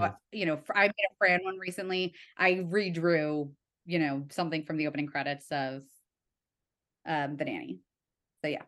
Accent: Evanston, Illinois, United States; moved away; I'm from Evanston

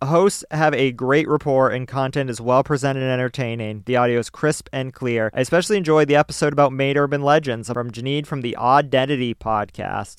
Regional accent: Maine, United States; we're from Maine.

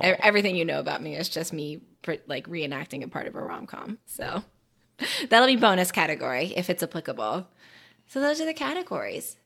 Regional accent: North Carolina, United States; I am from North Carolina in the United States of America.

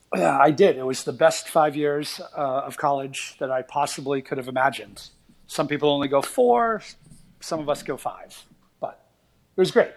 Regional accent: Portland, Maine, United States; now in New York City, United States; I grew up just outside Portland, Maine

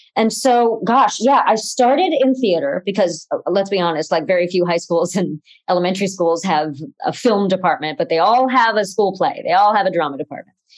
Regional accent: Cleveland, Ohio, United States; out in Cleveland, which is where we were, uh, where I was

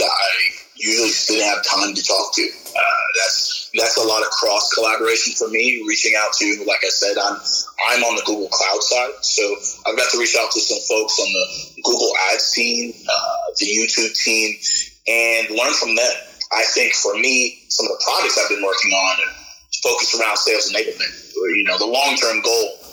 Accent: upstate New York, United States; moved away as an adult; also born or lived in Indiana / Texas; I was born on the East Coast and raised in upstate New York

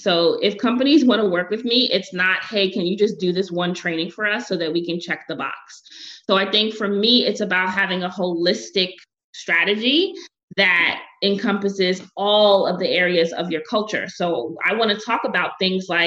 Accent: New York City, New York, United States; I'm from Brooklyn, I'm not French

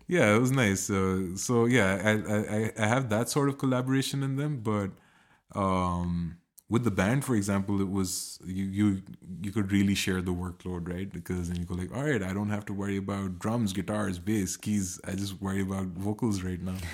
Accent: Pakistan; now in Berlin, Germany; I come from Pakistan and I live in Berlin

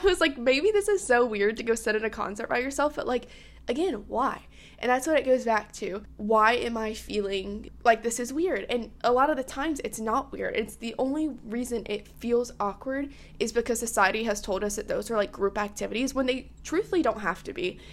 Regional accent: South Carolina, United States; I'm from South Carolina

